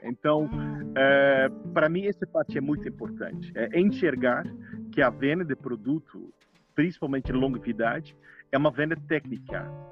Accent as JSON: {"language": "Portuguese", "country": "Netherlands", "second_language": "Portuguese", "moved": "yes", "said": "eu sou holandês"}